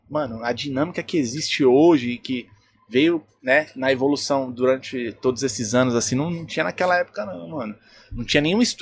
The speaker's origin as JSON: {"language": "Portuguese", "region": "São Paulo", "country": "Brazil", "said": "lá do Grajaú, lá de onde eu sou"}